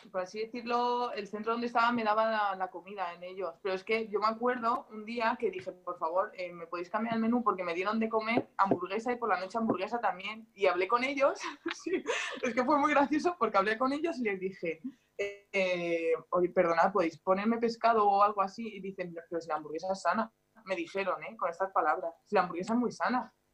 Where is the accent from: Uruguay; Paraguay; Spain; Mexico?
Spain; moved away as an adult; now in France; los raros somos los españoles